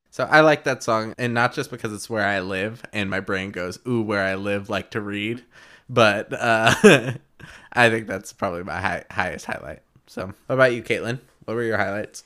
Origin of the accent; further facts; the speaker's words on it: Tulsa, Oklahoma, United States; here in my hometown.